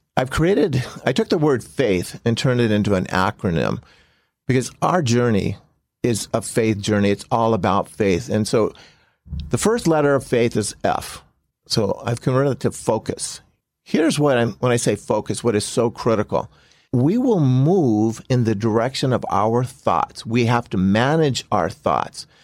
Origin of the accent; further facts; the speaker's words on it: Compton, California, United States; I grew up in Compton